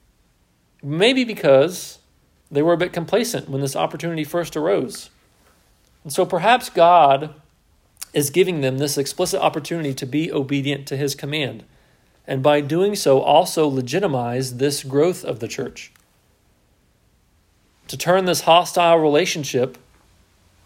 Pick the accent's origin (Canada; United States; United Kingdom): United States; As an American